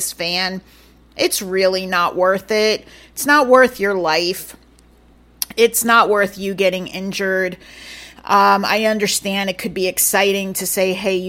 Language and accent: English; Yonkers, New York, United States; now in Hudson Valley, United States; I first lived in Yonkers, New York, where I was born and raised.